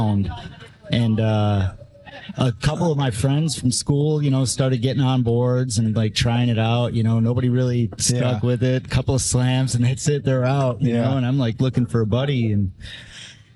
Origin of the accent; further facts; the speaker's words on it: Chicago, Illinois, United States; moved away as an adult; also born or lived in Phoenix, Arizona; now in Austin, United States; born and raised in Chicago, Arizona between 83 and 85.